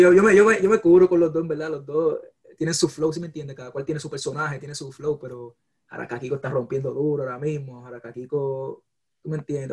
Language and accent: Spanish; Puerto Rico; also born or lived in San Juan; now in United States; yo nací en Puerto Rico, me crié en Puerto Rico, después vine para acá, para Estados Unidos